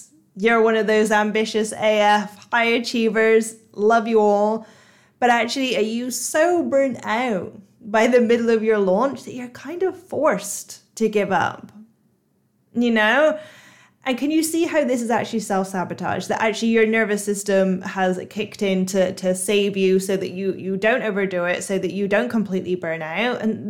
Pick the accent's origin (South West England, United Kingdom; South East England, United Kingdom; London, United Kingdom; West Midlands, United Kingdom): South West England, United Kingdom; Bristol; accent: Bristolian; really Bristolian accent. Yes, I'm from Bristol, even though people think that I'm either Australian or American or Irish or some other nationality because I've tried to hide my accent so much.